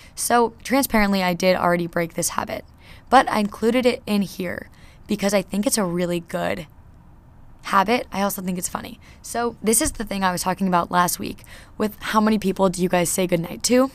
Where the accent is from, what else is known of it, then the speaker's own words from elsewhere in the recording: New Jersey, United States; now in Nashville, United States; I'm from New Jersey